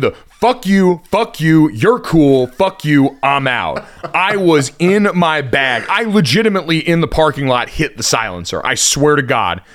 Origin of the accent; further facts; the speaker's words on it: Connecticut, United States; I grew up in Connecticut my entire life. I saw, I moved there in nineteen ninety-eight.